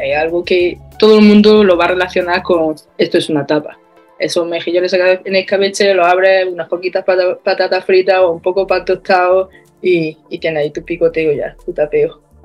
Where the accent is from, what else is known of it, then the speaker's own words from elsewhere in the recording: Baños de la Encina, Andalusia, Spain; now in Australia; soy de Andalucía, de un pueblo de la provincia de Jaén que se llama Baño de la Encina